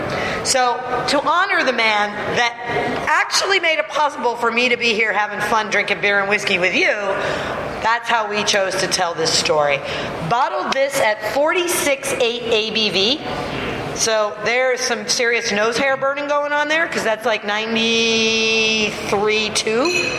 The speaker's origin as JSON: {"language": "English", "region": "Scotland", "country": "United Kingdom", "said": "we're Scottish nationality and very proud of that, but we're Orcadian by the grace of God."}